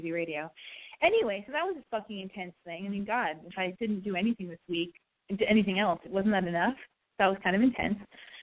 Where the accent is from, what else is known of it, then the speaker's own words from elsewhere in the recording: Los Angeles, California, United States; I was born and raised in Hollywood.